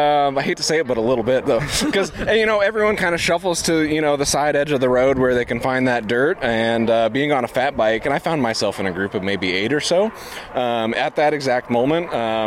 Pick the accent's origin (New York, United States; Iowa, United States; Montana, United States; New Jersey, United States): Iowa, United States; West Des Moines; I am from West Des Moines, Iowa.